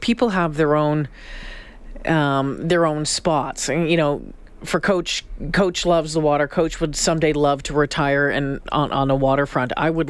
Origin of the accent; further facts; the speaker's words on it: Lake Superior, Ontario, Canada; I grew up on Lake Superior.